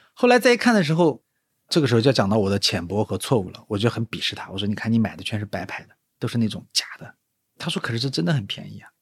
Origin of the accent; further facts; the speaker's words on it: Nanjing, Jiangsu, China; 我是个南京人嘛，然后大多数时候都生活在南京